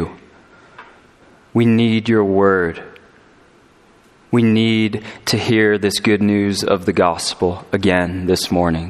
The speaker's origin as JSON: {"language": "English", "region": "California", "country": "United States", "moved": "yes", "lives_now": "Colorado, United States", "said": "I'm from California, and us Californians, as we've been making the exodus into Colorado"}